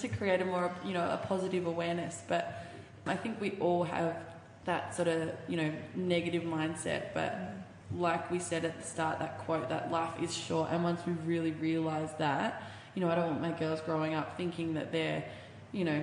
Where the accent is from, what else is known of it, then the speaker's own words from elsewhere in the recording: Bendigo, Victoria, Australia; I'm from Bendigo, which is about an hour and 40 out of Melbourne